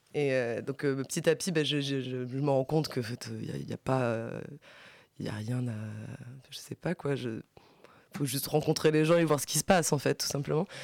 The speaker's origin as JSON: {"language": "French", "country": "France", "tie": "born or raised there", "said": "je suis française parce que je vais à l'école en France, euh, je suis née en France"}